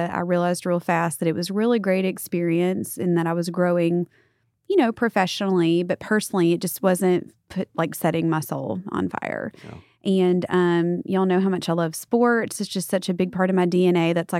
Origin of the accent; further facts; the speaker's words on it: Louisiana, United States; now in Frisco, United States; I am from Louisiana. I'm a proud Cajun. I know we're in the lovely land of Texas now, and I got here as fast as I could.